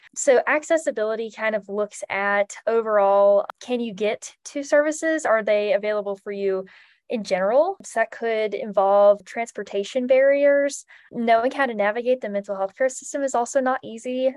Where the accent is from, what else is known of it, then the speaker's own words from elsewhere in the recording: Trinity, North Carolina, United States; I'm from Trinity, North Carolina, which is in the Piedmont Triad region